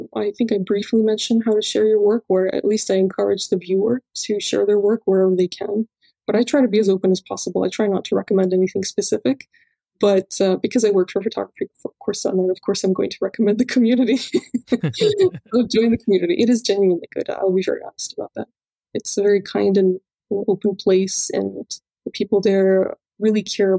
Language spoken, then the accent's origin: English; Cyprus; I grew up in Cyprus.